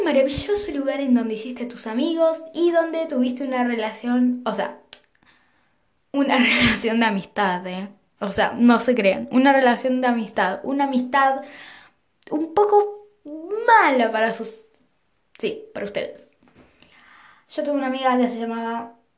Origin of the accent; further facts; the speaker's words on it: Argentina; yo también soy de Argentina